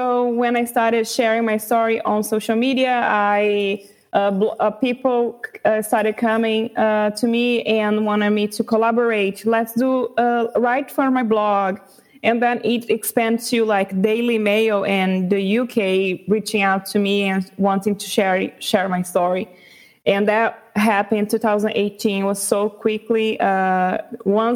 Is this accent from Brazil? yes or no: yes; Brazil; first language Portuguese; English is a second language; I was born in Brazil and raised